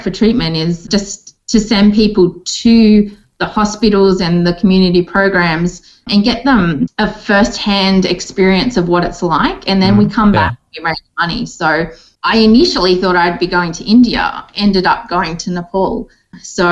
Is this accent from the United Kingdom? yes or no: no; Orange, New South Wales, Australia; also born or lived in Bathurst, New South Wales / Wellington, New South Wales; I grew up in Orange. I was born in Bathurst and mm-hmm. was raised between Bathurst and then Orange